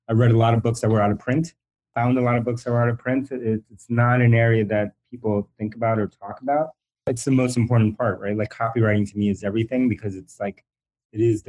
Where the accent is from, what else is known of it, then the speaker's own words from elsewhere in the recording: New York City, New York, United States; first language Spanish; English is a second language; also born or lived in Bronx, New York; I was born in the Bronx, New York. And then I grew up, we moved and I grew up largely in Queens, New York